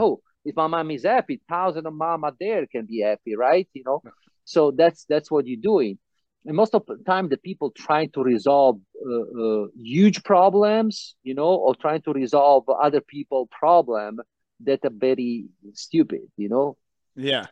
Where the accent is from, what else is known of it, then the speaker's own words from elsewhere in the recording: Vieste, Apulia, Italy; moved away; in Italy, South Italy, my hometown, Vieste